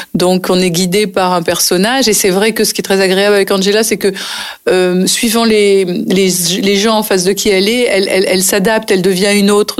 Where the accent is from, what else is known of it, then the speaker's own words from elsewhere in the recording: Nice, Provence-Alpes-Côte d'Azur, France; moved away as an adult; also born or lived in Paris; j'ai passé toute mon enfance à Nice et je suis restée à Nice jusqu'au moment où j'ai décidé d'être comédienne et de partir à Paris. Donc euh, j'avais 22 ans